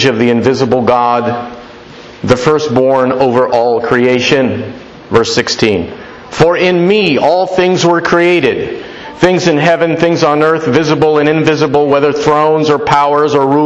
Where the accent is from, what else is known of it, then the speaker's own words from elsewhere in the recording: Florida, United States; I'm from Florida, and where I live, there's a lot of crime